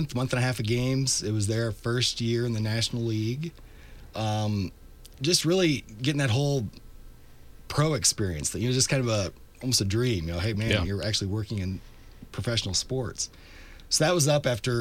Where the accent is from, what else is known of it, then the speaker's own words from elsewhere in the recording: Davenport, Iowa, United States; also born or lived in Macomb, Illinois / Fayette, Iowa / Galesburg, Illinois; I'm born and raised in Davenport, so I was a Quad City kid.